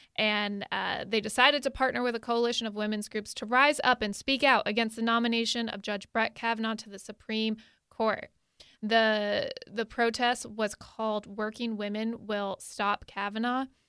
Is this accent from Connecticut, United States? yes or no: yes; Connecticut, United States; moved away; I'm originally from Connecticut, and my, uh, senator, Richard Blumenthal, was there